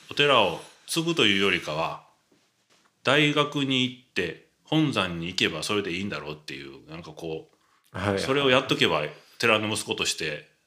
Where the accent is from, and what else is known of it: Osaka, Japan